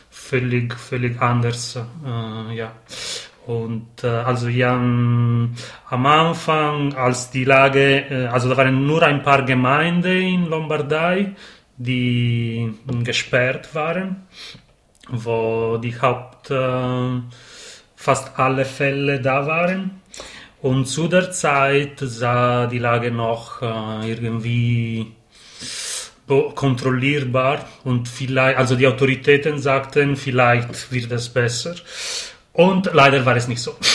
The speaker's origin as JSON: {"language": "German", "region": "Sardinia", "country": "Italy", "lives_now": "Turin, Italy", "said": "also ursprünglich komme ich aus Sardinien und ich"}